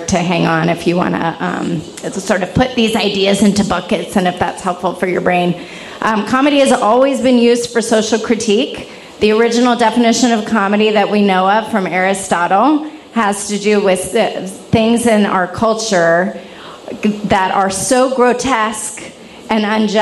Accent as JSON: {"language": "English", "region": "the South", "country": "United States", "said": "I'm from the South too"}